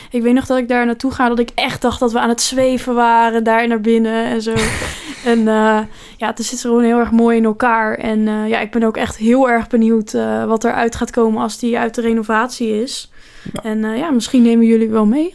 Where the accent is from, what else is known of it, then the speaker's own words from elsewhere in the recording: Rotterdam, South Holland, Netherlands; wij komen uit Rotterdam